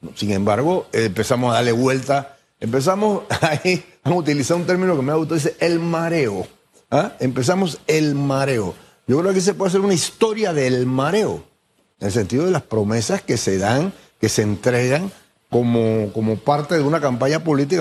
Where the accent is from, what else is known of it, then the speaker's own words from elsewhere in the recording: Panama; así somos los panameños